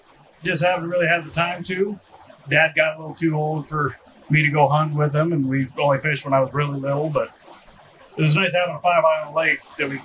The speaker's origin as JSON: {"language": "English", "town": "Emmetsburg", "region": "Iowa", "country": "United States", "tie": "born or raised there"}